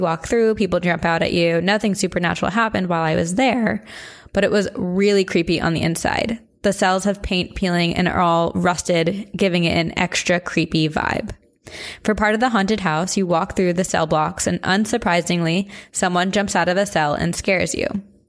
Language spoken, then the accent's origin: English; Columbus, Ohio, United States; now in Phoenix, United States; I grew up in Columbus, but now I live in Phoenix.